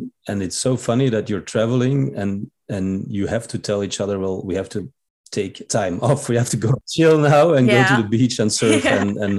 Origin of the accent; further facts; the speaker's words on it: Belgium; moved away; I'm from Belgium, and I've been living a nomadic life